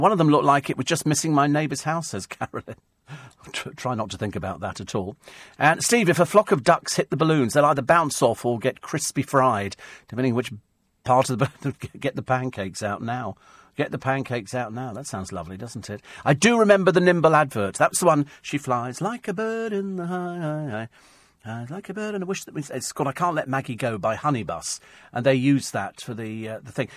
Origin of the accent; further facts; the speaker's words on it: United Kingdom; I'm British